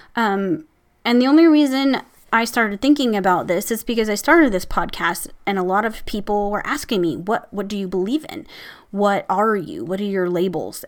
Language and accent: English; Midwest, United States; I'm from the Midwest, so we say, "Hey, hey, guys."